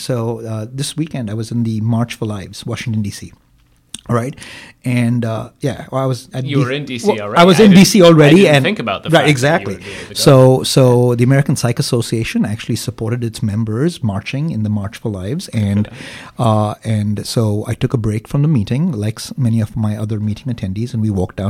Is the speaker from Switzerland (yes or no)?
no; India; now in Green Bay, United States; I am from India